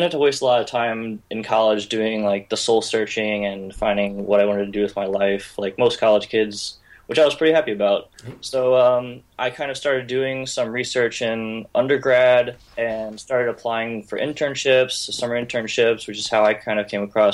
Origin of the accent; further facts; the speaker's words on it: St. Louis, Missouri, United States; moved away as an adult; now in Syracuse, United States; I'm from St. Louis, Missouri, and right now I'm in Syracuse, New York